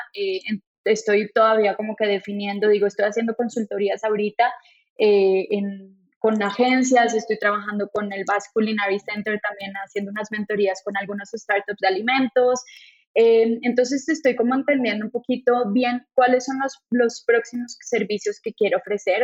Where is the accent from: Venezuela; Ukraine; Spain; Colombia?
Colombia; moved away as an adult; also born or lived in France; now in Monterrey, Mexico; yo estaba en Francia, yo no estaba en Colombia, entonces llegué de Francia a México